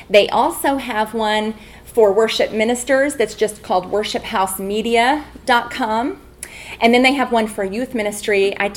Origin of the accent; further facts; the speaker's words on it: Albuquerque, New Mexico, United States; from Albuquerque, New Mexico.